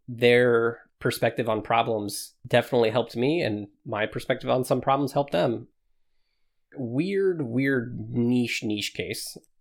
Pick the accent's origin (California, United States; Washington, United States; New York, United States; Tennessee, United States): Washington, United States; moved away as an adult; I grew up in Washington all of my life.